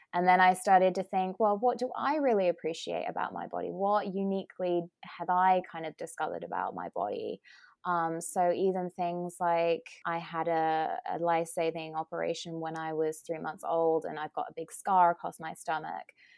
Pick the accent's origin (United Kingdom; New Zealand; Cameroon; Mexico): United Kingdom; accent: British; moved away as an adult; now in California, United States; as you can tell from my accent, I'm I'm British. Um, and I came over to the US about three years ago and specifically moved to California